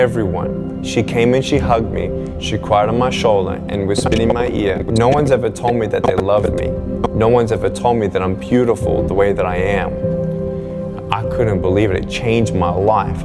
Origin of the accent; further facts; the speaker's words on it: Melbourne, Victoria, Australia; I was born in Melbourne, Australia, 1982